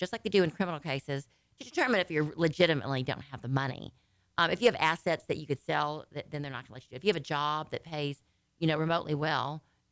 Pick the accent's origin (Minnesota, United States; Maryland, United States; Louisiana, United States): Louisiana, United States; now in Texas, United States; I'm from Louisiana, my family, the whole bit